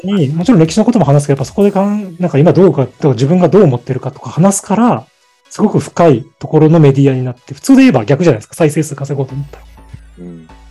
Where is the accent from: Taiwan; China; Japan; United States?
Japan; Fukuoka; moved away; 福岡に生まれて、西へ西、あ、東へ東へ進んできて